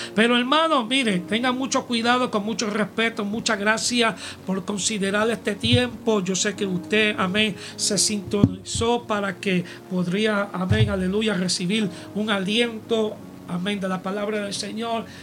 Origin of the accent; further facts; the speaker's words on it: United States; este americano aquí